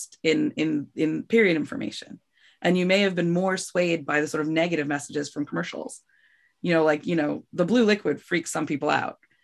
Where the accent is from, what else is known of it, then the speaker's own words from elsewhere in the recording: United States; I'm from New York